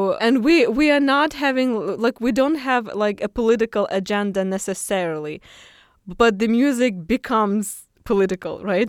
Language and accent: English; Khmelnytskyi, Khmelnytskyi Oblast, Ukraine; moved away as an adult; now in Bloomington, United States; my hometown, Khmelnytsky